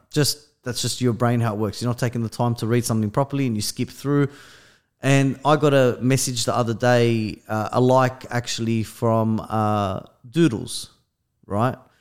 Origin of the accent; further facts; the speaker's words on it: Australia; we're from Australia